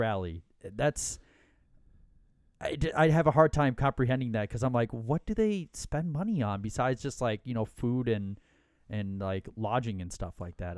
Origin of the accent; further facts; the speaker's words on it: Minnesota, United States; we are from Minnesota